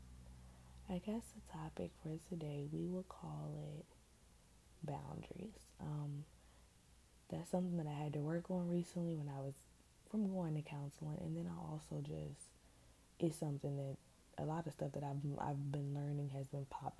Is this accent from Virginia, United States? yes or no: yes; Richmond, Virginia, United States; now in Hampton Roads, United States; I'm from Richmond, Virginia. But I don't live there right now. I live in the 757